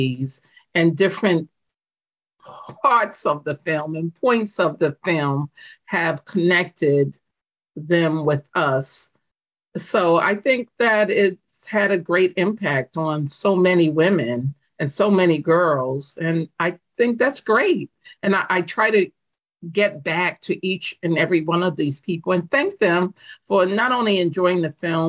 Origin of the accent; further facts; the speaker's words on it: New York City, New York, United States; moved away as an adult; now in Long Island, United States; I consider myself an African-American woman that grew up in Brooklyn, New York, specifically Bedford-Stuyvesant